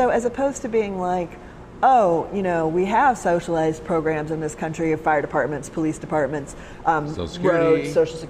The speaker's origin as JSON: {"language": "English", "region": "Alabama", "country": "United States", "moved": "yes", "said": "I'm from Alabama"}